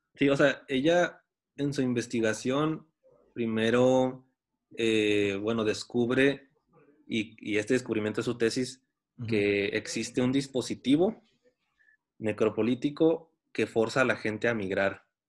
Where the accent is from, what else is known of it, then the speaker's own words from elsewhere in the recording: Tijuana, Baja California, Mexico; yo nací en Tijuana